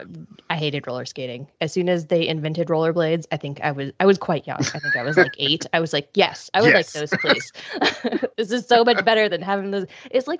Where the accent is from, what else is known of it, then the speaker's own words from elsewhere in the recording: Ohio, United States; I grew up in Ohio.